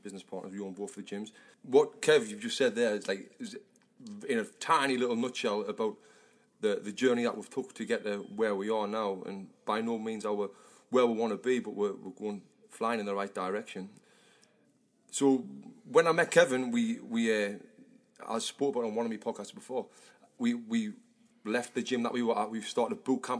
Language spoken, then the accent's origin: English; Sunderland, North East England, United Kingdom; now in Los Angeles, United States; me, Sunderland, and from the north of England